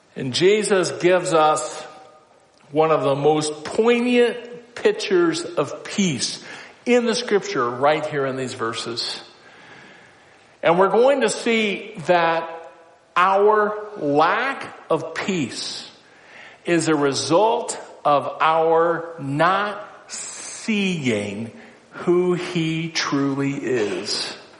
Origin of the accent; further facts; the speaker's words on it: Council Bluffs, Iowa, United States; moved away; also born or lived in North Dakota; I grew up in Council Bluffs.